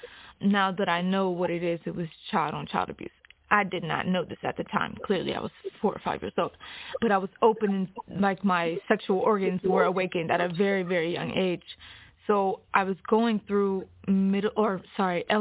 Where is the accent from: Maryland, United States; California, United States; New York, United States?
Maryland, United States; Hagerstown; I'm from Hagerstown, Maryland